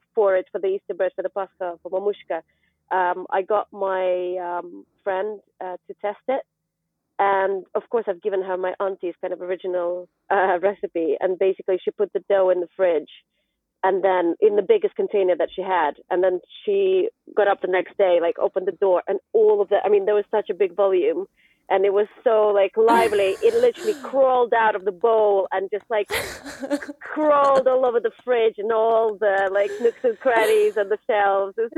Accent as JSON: {"language": "English", "country": "Ukraine", "moved": "yes", "lives_now": "London, United Kingdom", "said": "I live in London, but I'm from Ukraine."}